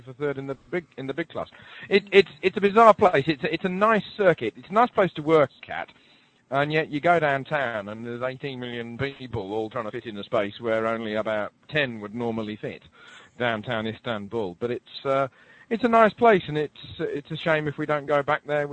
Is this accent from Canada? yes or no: no; England, United Kingdom; being English.